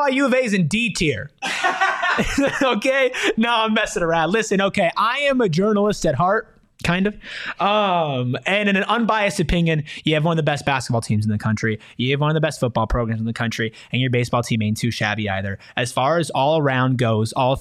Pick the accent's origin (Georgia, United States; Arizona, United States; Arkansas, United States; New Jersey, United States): Arizona, United States; This is my home state, born and raised. I've never left